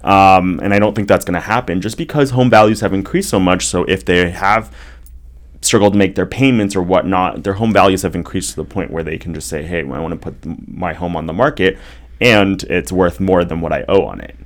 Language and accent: English; Bay Area, California, United States; also born or lived in Los Angeles; now in Orange County, United States; I come from the Bay Area